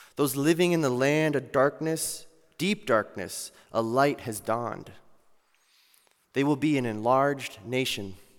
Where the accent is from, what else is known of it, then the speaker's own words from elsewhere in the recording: Iowa, United States; I'm from Iowa